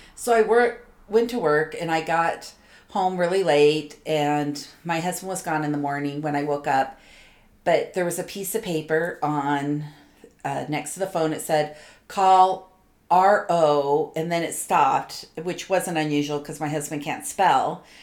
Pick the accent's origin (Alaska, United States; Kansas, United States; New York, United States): New York, United States; New York City; I was born in New York City in the late 60s